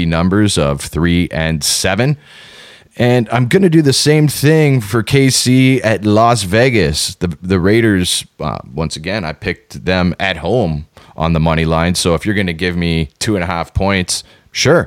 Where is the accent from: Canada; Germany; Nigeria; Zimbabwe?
Canada; we are good Canadian boys